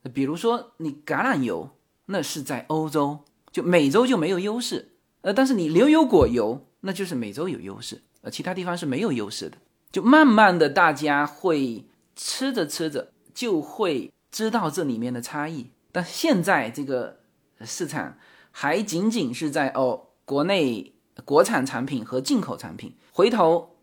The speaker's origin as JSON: {"language": "Chinese", "region": "southern China", "country": "China", "moved": "as an adult", "lives_now": "United States", "said": "我作为南方人哈"}